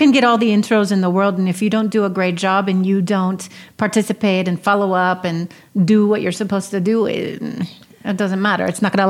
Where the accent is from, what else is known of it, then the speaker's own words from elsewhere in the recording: United States; moved away as an adult; now in Mexico; as an American